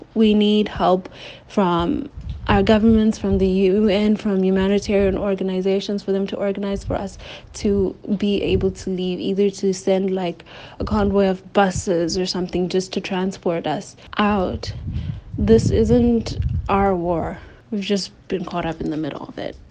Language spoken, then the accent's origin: English; South Africa; moved away as an adult; now in Sumy, Ukraine; I am also from South Africa